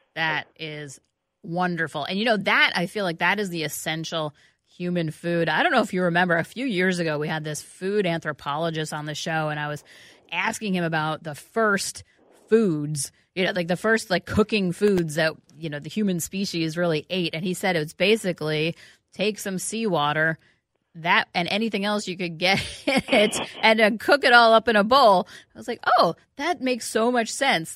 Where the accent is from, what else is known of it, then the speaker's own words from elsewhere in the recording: New York City, New York, United States; now in Minneapolis-St. Paul, United States; I grew up on it in New York